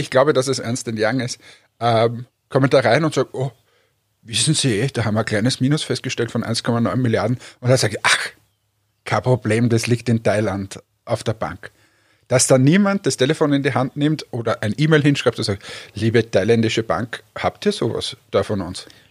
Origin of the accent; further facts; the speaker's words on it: Austria; also born or lived in Finland; ich bin Österreicher